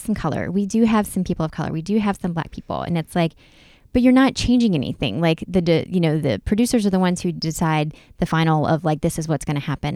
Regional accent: North Carolina, United States; I grew up in North Carolina.

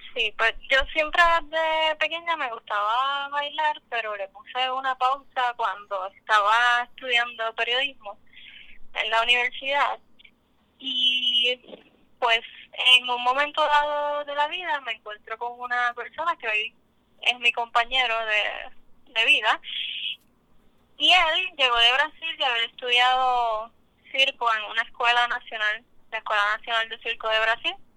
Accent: Puerto Rico; soy artista de circo, y puertorriqueña

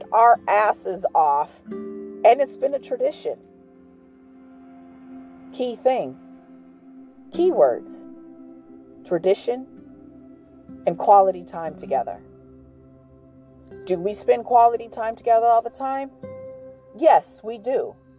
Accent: New York, United States; moved away; I'm from New York

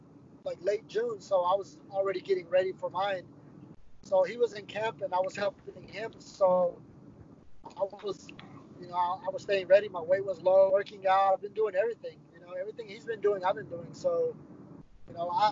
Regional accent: Guatemala; I'm from Guatemala.

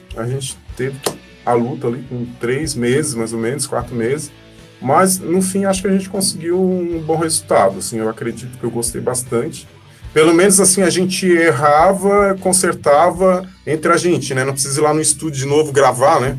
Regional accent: Criciúma, Santa Catarina, Brazil; also born or lived in Laguna; Eu nasci em Criciúma e morei muito tempo em Laguna.

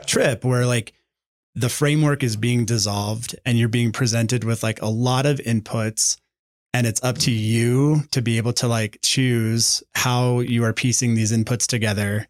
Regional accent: Santa Fe, New Mexico, United States; we're from here, we're from Santa Fe.

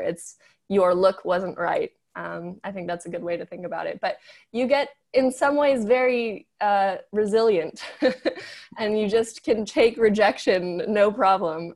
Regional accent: Los Angeles, California, United States; moved away as an adult; I grew up in Los Angeles

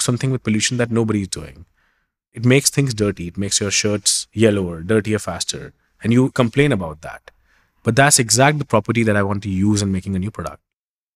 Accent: Delhi, India; I grew up in Delhi, one of the most intensely humanly populated and polluted cities around the world

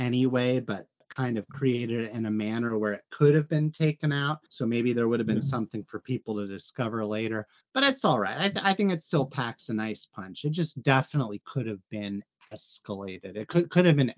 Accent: United States; I'm an American

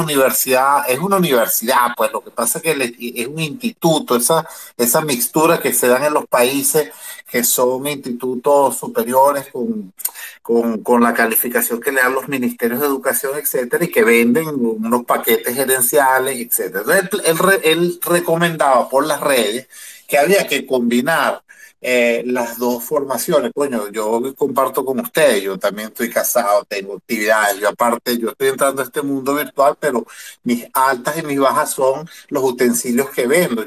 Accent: Venezuela; yo soy de Venezuela

